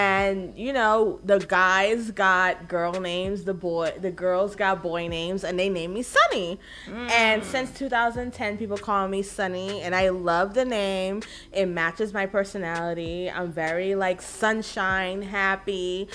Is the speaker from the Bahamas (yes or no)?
yes; Bahamas; I was born in the Bahamas. And my parents from Haiti.